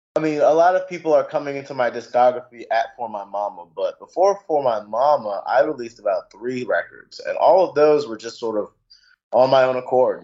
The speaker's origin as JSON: {"language": "English", "country": "United States", "tie": "born or raised there", "also_born_or_lived": "New York / Maryland", "said": "me growing up in two places, from growing up in New York, but also growing up in Maryland"}